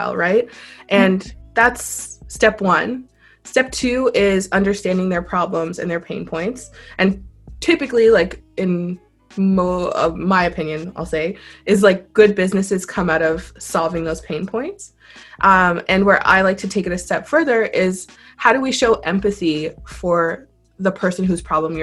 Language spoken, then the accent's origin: English; Ottawa, Ontario, Canada; moved away; also born or lived in Tokyo; I was born and raised in Ottawa.